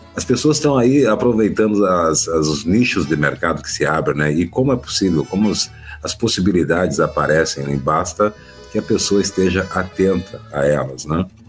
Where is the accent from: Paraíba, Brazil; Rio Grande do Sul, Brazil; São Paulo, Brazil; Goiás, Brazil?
Rio Grande do Sul, Brazil; para nós gaúchos